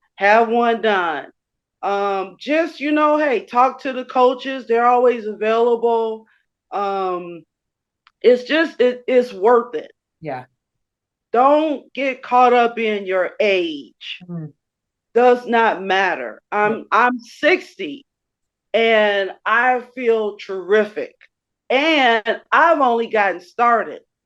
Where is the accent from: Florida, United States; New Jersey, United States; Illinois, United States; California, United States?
Illinois, United States; Chicago; I grew up in Chicago on the west side of Chicago.